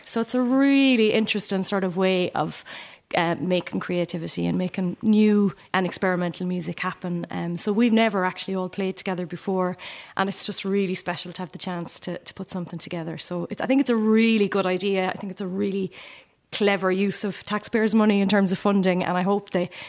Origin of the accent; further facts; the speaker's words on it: County Limerick, Munster, Ireland; I'm from County Limerick and I'm a fiddle player and singer.